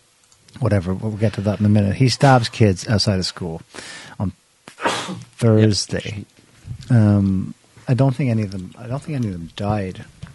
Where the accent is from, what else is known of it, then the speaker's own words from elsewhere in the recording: Ireland; We're Irish. We should probably...